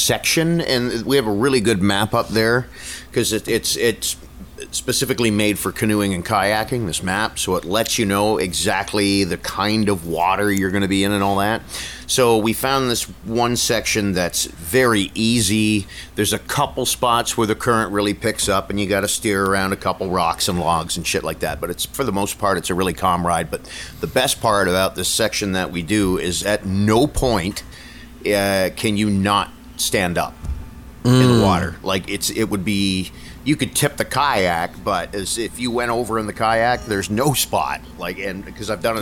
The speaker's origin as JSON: {"language": "English", "town": "Niagara Falls", "region": "Ontario", "country": "Canada", "tie": "born or raised there", "said": "I was lucky growing up in Niagara Falls"}